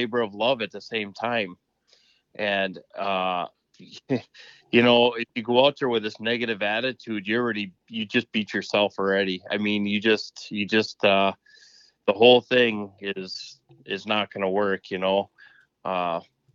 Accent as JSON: {"language": "English", "region": "East Central Wisconsin", "country": "United States", "said": "I'm from East Central Wisconsin"}